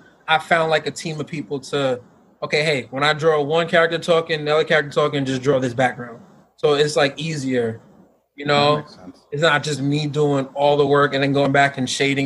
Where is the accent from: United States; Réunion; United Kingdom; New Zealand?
United States; New York; moved away; I was gonna go back to like, you know, my hometown